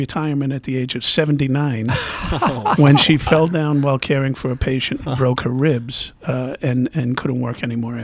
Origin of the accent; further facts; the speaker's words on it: New York City, New York, United States; now in Chicago, United States; I was born and raised in New York City